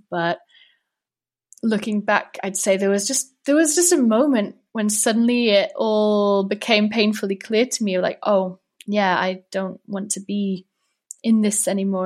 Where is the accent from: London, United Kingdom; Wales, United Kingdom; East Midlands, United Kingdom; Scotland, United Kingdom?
Wales, United Kingdom; moved away as an adult; now in Prague, Czech Republic; although I'm from Wales, actually, originally.